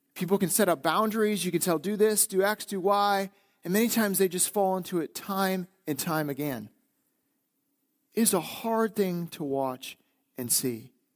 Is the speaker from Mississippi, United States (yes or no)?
no; northeastern Wisconsin, United States; moved away as an adult; being in Wisconsin, growing up in Wisconsin, now being back, it's that we are a doer culture in northeastern Wisconsin.